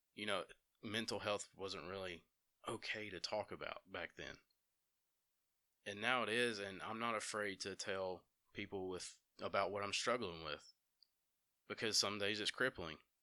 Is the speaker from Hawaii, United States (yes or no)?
no; Dora, Alabama, United States; also born or lived in Empire, Alabama; now in Jasper, United States; I grew up in Dora in Empire, Alabama. I currently reside in Jasper.